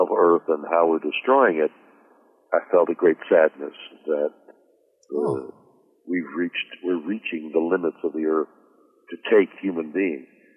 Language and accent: English; Montreal, Quebec, Canada; The home I grew up in Montreal, we didn't have much music